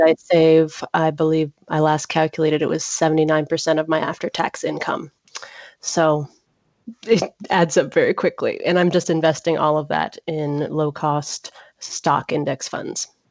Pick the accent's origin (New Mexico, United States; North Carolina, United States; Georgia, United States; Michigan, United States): Georgia, United States; Atlanta; I'm from Atlanta, Georgia